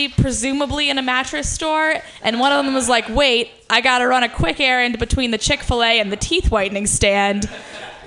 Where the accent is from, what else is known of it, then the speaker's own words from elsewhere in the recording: Ohio, United States; now in San Francisco, United States; one of the few people in my hometown that weren't like racist conservatives